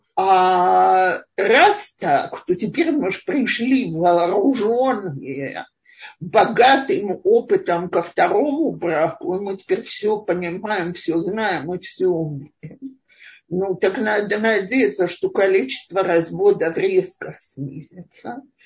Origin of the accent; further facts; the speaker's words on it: Russia; moved away as an adult; now in Israel; Мой муж израильтянин, я из России